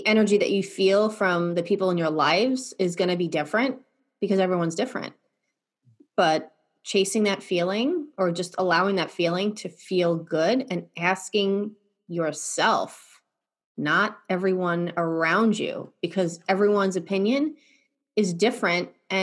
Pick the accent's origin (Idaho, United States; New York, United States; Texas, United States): New York, United States; I'm from New York